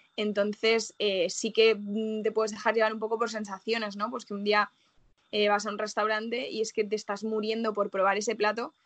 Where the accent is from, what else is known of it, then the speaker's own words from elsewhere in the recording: Salamanca, Castile and León, Spain; moved away as an adult; now in Madrid, Spain; yo vengo de Salamanca, además que es una ciudad súper carnívora